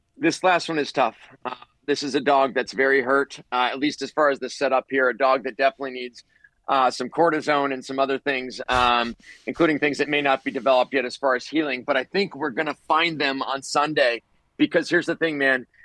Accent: Ohio, United States; moved away; Ohio, my home state where I grew up, grew up going to a lot of Bengals games with my father

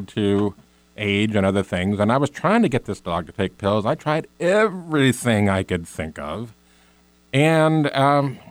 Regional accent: Chico, California, United States; I'm from Chico, California

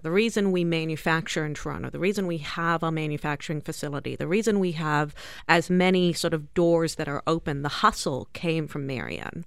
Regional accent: South Africa; now in Canada; the whole family, including the two of us that you see in front of you, are born, raised in South Africa.

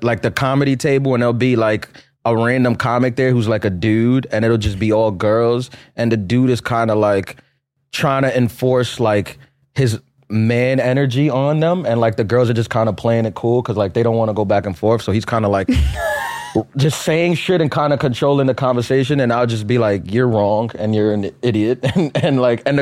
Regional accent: New York City, New York, United States; In Queens, Christ the King.

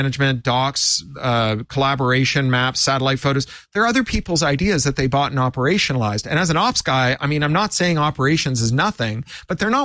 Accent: Canada; as a Canadian

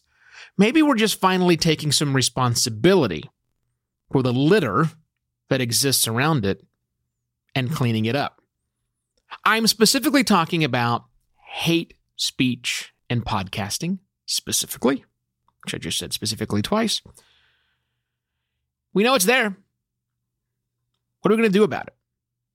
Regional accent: United States; being an American

